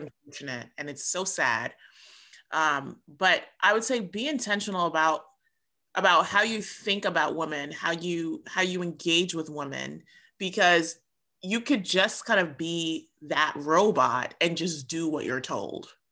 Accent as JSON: {"language": "English", "town": "New York City", "region": "New York", "country": "United States", "tie": "born or raised there", "said": "my family is Jamaican, but I was, I was born and raised in New York City."}